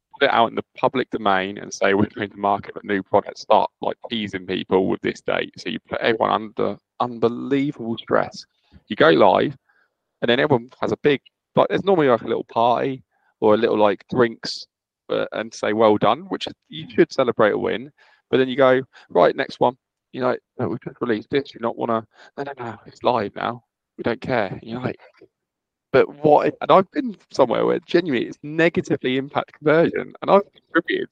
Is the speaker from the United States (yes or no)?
no; United Kingdom; I'm so British